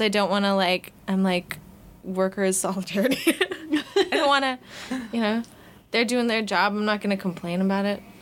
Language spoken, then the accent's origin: English; Vancouver, British Columbia, Canada; I was born in Vancouver at this particular time